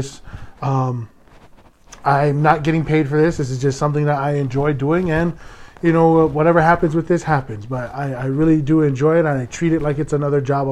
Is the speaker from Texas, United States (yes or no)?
no; Hawaii, United States; I am a Hawaiian